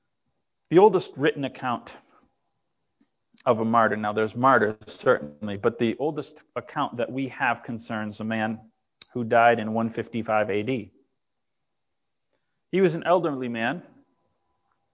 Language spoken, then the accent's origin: English; Massachusetts, United States; moved away; also born or lived in Texas; I was raised in Massachusetts and moved to Texas.